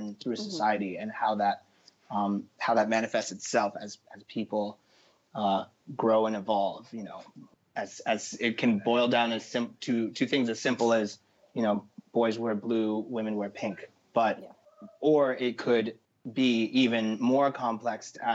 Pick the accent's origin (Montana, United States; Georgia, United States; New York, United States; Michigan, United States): New York, United States; New York City; I'm a born and raised New Yorker, and I represent the city. I represent Harlem